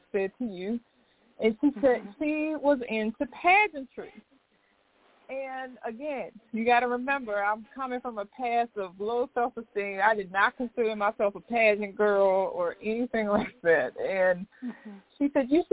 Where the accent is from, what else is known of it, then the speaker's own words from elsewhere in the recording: North Carolina, United States; moved away as an adult; now in Baltimore, United States; I'm originally from North Carolina